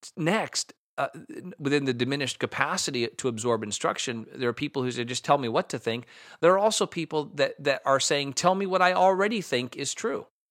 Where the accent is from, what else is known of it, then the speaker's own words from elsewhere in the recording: United States; I'm an American.